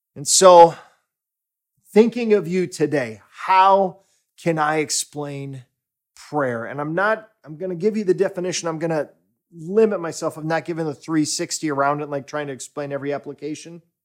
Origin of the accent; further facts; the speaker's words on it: United States; now in Stockholm, Sweden; my home country, the U S